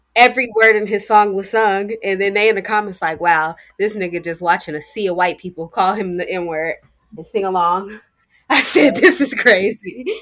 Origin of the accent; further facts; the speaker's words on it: United States; I'm American, but I'm a Black American, but at the end of the day, I'm still American